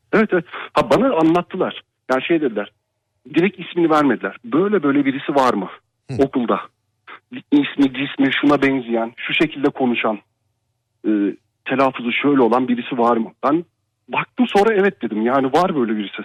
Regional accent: Ankara, Turkey; moved away; Ankara'da yaşıyorum. Yani Ankara doğumluyum normalde. E, yurt dışında yaşıyorum.

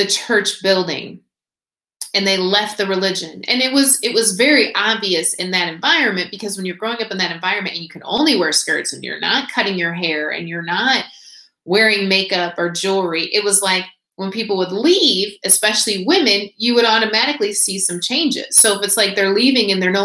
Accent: Indiana, United States; moved away as an adult; also born or lived in Nashville; I was born and raised in Indiana

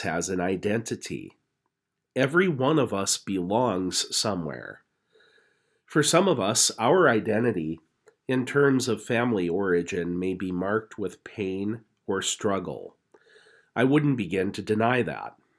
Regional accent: Napoleon, North Dakota, United States; now in Grand Forks, United States; my hometown of Napoleon

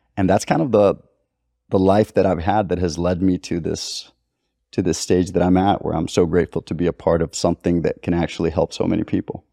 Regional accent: Costa Rica; I've got Libyan roots. I grew up in Costa Rica

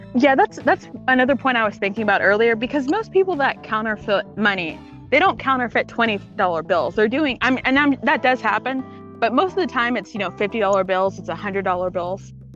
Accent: Texas, United States; I'm from Texas

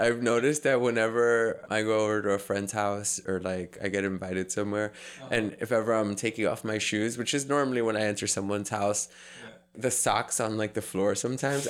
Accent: New York City, New York, United States; growing up in New York City, I was in that culture for a big chunk of my life

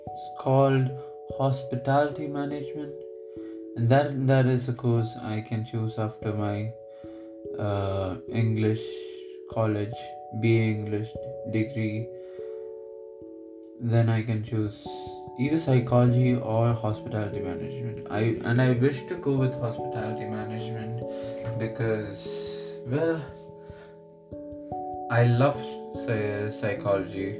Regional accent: Kerala, India; first language Malayalam; English is a second language; also born or lived in United Arab Emirates; I'll use a lot of Malayalam terms, which is my mother tongue

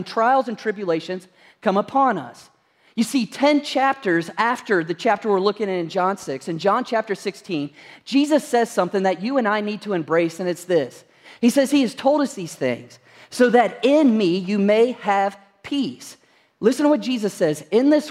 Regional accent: Kentucky, United States; moved away; I'm originally from Kentucky

